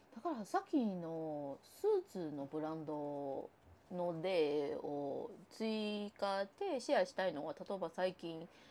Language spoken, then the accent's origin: Japanese; Taiwan; Japanese is a second language; now in Japan; 私、あの、台湾出身の人間